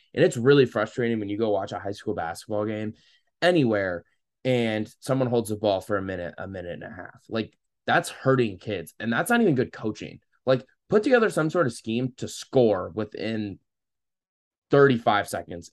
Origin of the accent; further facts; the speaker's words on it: Saint Louis area, Illinois, United States; I'm from the Saint Louis area